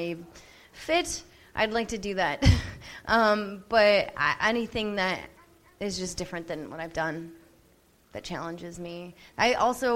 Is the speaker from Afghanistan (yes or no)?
no; Canada; also born or lived in Vancouver / Los Angeles; I'm Canadian.